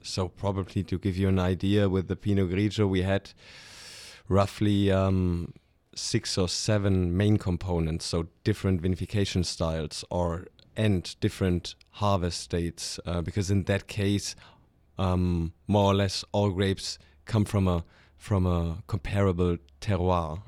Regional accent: Stuttgart, Baden-Württemberg, Germany; moved away as an adult; now in Alto Adige, Italy; I'm from, from Stuttgart, with, which is in the very south of, of Germany. So German, not, not Italian

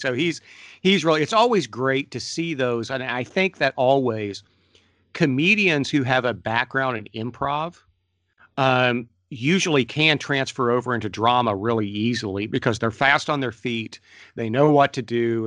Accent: Ohio, United States; I'm from Ohio.

